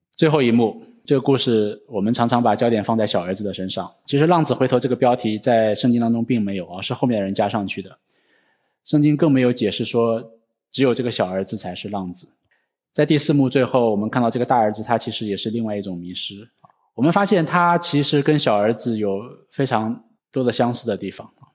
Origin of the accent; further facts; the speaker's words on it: China; 我们中国人